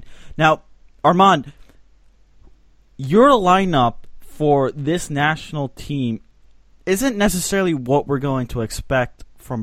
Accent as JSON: {"language": "English", "country": "Switzerland", "said": "my home country of Switzerland."}